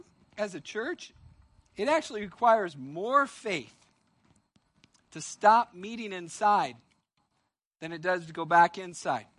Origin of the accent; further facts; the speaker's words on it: United States; as an American